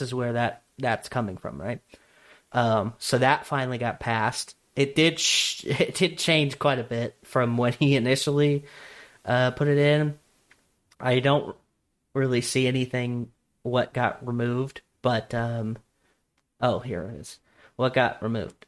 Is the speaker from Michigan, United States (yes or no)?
no; Nebraska, United States; born or raised there